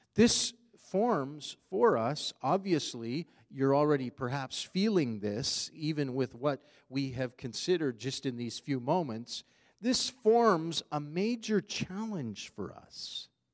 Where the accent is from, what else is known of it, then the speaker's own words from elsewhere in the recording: Canada; we are Canadian citizens